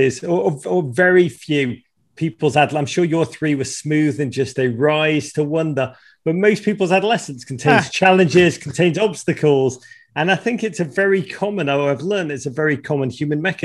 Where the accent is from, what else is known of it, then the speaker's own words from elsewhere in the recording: Liverpool, North West England, United Kingdom; moved away as an adult; now in United States; when I was a kid growing up in Liverpool in the 1980s